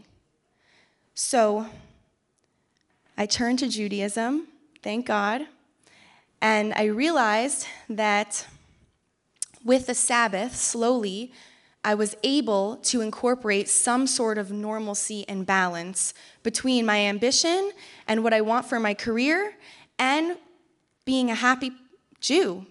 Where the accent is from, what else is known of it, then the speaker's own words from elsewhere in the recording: Canton, Georgia, United States; So I grew up in Canton, Georgia, which is a small rural town in Georgia, about an hour north of here